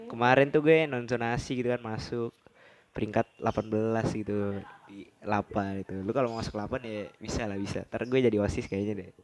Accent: Java, Indonesia; padahal gue orang Jawa asli gitu

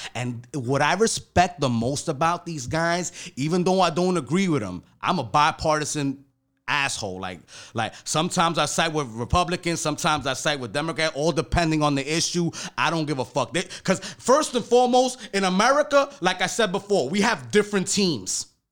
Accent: New York City, New York, United States; I'm from New York City, I'm from Harlem, from the projects.

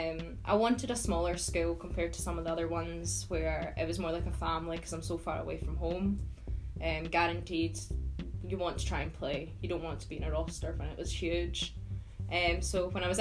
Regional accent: Prestwick, Scotland, United Kingdom; moved away; I'm from Prestwick in Scotland, which is where the Open first originated. So I've been surrounded by golf all my life there

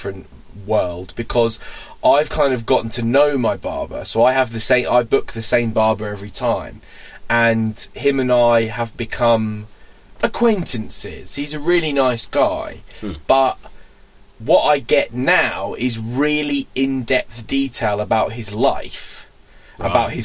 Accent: United Kingdom; we're British

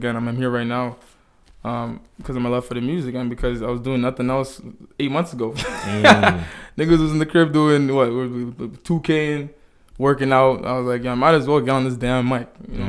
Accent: Dallas, Texas, United States; born there; I was born in Dallas, yeah.

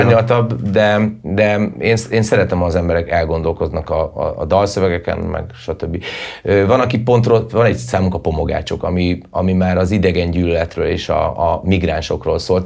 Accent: Hungary; also born or lived in Budapest; én magyar vagyok

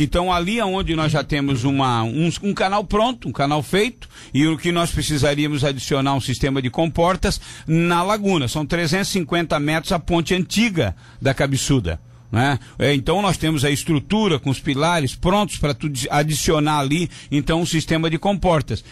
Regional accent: Pedras Grandes, Santa Catarina, Brazil; now in Tubarão, Brazil; Eu sou de Pedras Grandes

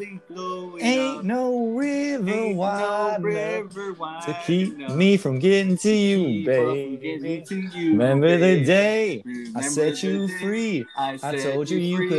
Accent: Chicago, Illinois, United States; growing up in Chicago, Bulls fan, Blackhawks fan, Cubs fan

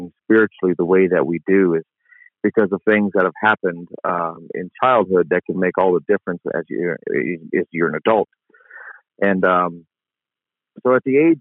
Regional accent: Jackson, Mississippi, United States; also born or lived in Compton, California; now in New Orleans, United States; We moved to West Jackson

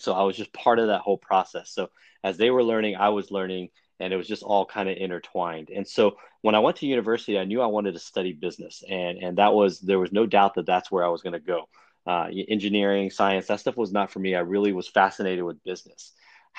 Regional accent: Houston, Texas, United States; also born or lived in China / Chinatown, Manhattan, New York / Austin, Texas; grew up in Chinatown till I was about seven. And then my father decided that he was going to move us to Houston, Texas. And so that's where I spent the rest of my young life in Houston

